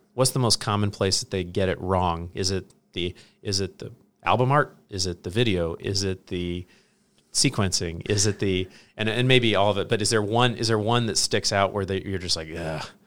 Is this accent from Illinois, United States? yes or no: yes; Hillsboro, Illinois, United States; I grew up in Hillsboro, Illinois, population five thousand.